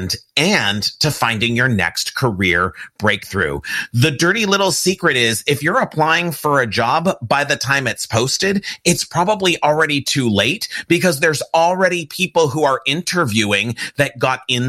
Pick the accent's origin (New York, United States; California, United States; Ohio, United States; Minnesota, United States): California, United States; Pasadena; I'm an LA, California kid, but I grew up in Pasadena, California